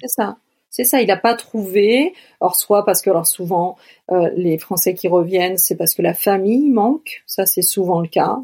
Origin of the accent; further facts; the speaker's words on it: France; chez nous en France